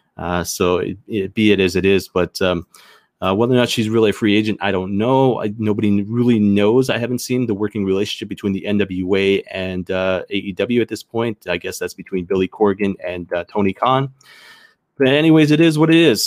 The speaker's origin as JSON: {"language": "English", "country": "Canada", "said": "I'm Canadian"}